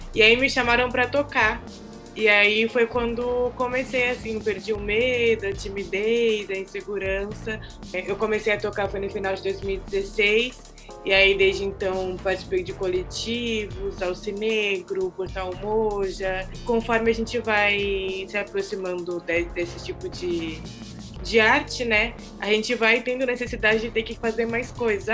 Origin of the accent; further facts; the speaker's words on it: Santos, São Paulo, Brazil; sou nascida e criada em Santos